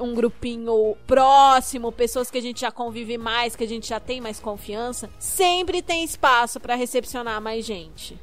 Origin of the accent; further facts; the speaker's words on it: Curitiba, Paraná, Brazil; eu sou de Curitiba